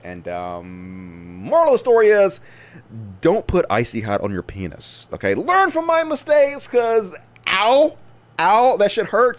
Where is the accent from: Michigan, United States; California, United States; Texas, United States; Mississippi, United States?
Mississippi, United States; growing up in Mississippi because I played out in the woods all the time